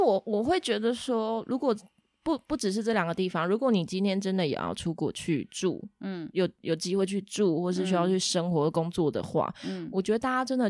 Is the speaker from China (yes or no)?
no; Taiwan; 然后像我们台湾人就会觉得很谦虚，然后做事情都默默的埋头苦干